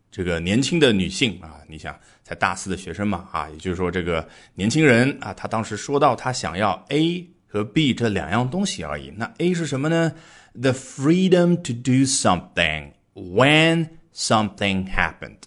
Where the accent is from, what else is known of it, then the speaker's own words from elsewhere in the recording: China; 我们中国人非常熟悉的午休